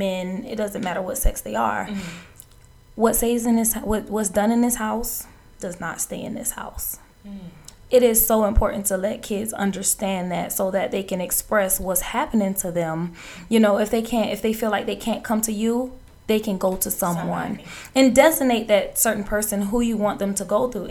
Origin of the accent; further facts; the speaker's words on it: Savannah, Georgia, United States; I am from Savannah, Georgia. I was raised on the west side of Savannah primarily